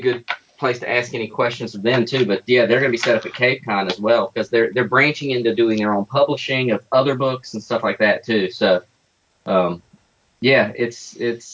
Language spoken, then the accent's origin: English; North Carolina, United States; moved away; I grew up in North Carolina